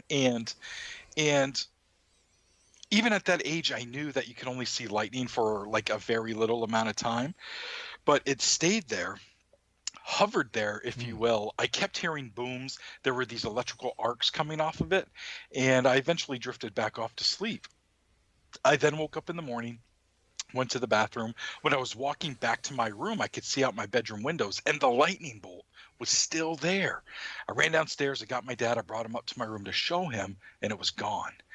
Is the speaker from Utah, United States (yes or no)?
no; Maine, United States; my home state